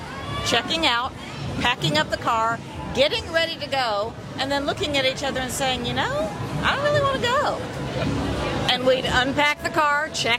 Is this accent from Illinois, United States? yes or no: yes; Illinois, United States; now in Key West, United States; I'm originally from Illinois. But I swam into Key West a long time ago